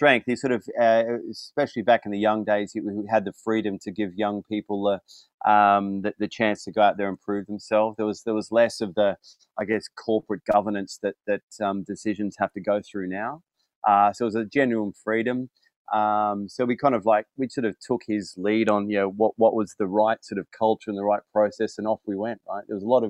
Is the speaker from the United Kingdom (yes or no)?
yes; London, United Kingdom; Yeah, I'm here from London.